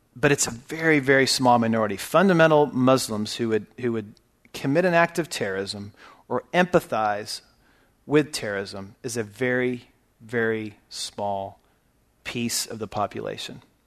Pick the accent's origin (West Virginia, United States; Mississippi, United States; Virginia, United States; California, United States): California, United States; now in Texas, United States; I was born in California, raised in California.